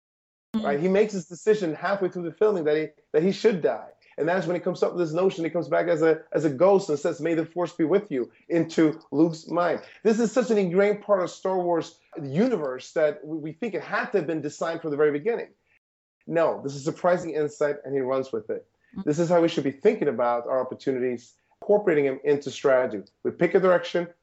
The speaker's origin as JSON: {"language": "English", "country": "Sweden", "tie": "born or raised there", "moved": "yes", "said": "I grew up in Sweden"}